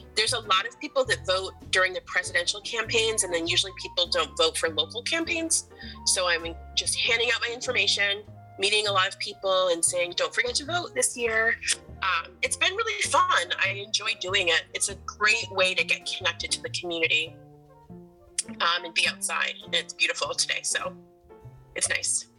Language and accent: English; Portland, Maine, United States; growing up in Portland